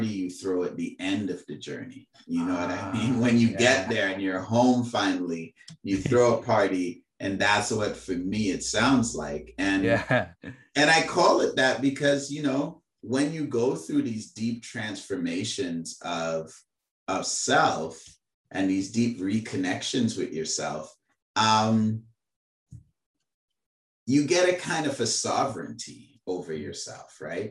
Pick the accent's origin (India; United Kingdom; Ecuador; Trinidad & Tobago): Trinidad & Tobago; accent: Trini; now in Canada; As a Trini, that is how I came up learning how to speak